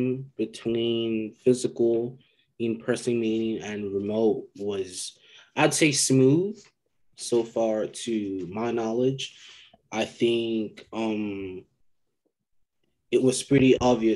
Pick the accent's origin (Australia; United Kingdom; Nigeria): Nigeria; moved away; also born or lived in Georgia, United States; I am Nigerian.